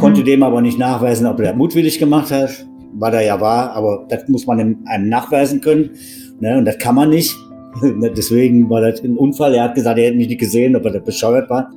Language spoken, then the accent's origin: German; Wuppertal, North Rhine-Westphalia, Germany; moved away as an adult; also born or lived in Mittenwald, Upper Bavaria; ich komme ja aus Wuppertal